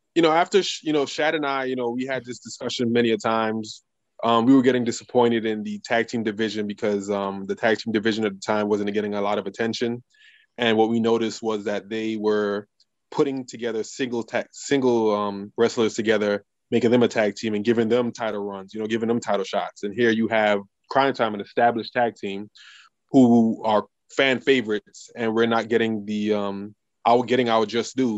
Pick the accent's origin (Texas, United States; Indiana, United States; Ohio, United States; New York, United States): New York, United States; New York City; moved away; also born or lived in Louisville, Kentucky; we are both from Brooklyn and we grew up in the same neighborhood